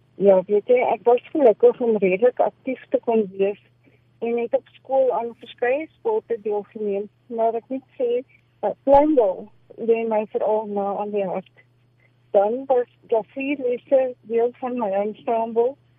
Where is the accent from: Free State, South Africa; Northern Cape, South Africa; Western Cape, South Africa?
Free State, South Africa; farm between Bethlehem and Lindley, Eastern; ek is gebore in die Oos-Vrystaat op 'n kragplaas so halfpad tussen Bethlehem